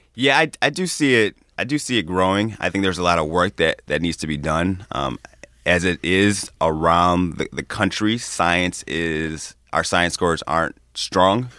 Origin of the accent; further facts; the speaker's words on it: Chicago, Illinois, United States; moved away as an adult; also born or lived in Ann Arbor, Michigan; now in Michigan, United States; I grew up in the western suburbs of Chicago